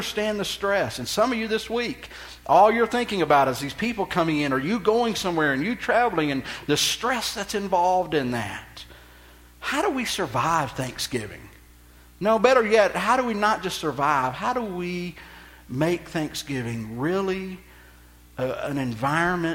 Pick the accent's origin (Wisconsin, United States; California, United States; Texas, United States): Texas, United States; I'm from Texas